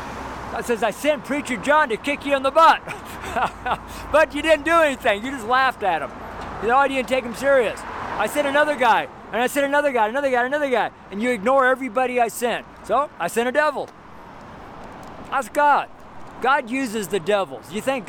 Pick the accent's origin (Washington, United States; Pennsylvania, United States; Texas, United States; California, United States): Washington, United States; also born or lived in Coeur d'Alene, Idaho / Spokane; Like here in America, when I'm from Washington and Idaho, I lived in Coeur d'Alene, Idaho for several years in Spokane.